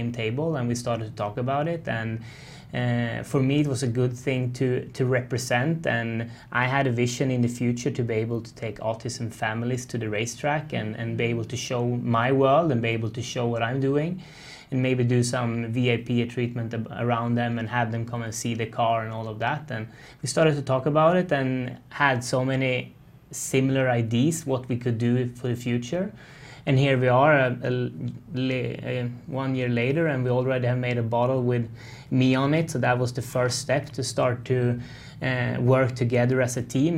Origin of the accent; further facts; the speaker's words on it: northern Sweden, Sweden; English is a second language; moved away as an adult; also born or lived in Charlotte, North Carolina; I'm born and raised in Sweden, northern Sweden, up in a ski resort